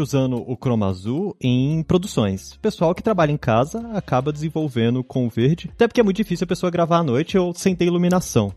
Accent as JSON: {"language": "Portuguese", "town": "Brasília", "region": "Federal District", "country": "Brazil", "said": "Eu mesmo sou de Brasília"}